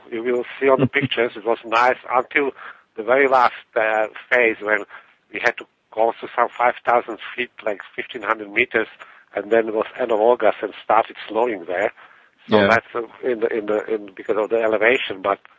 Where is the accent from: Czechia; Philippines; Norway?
Czechia; English is a second language; So mushrooming, it's from my background. I was growing up in Czechoslovakia, and I had a neighbor there who was a big mushroomer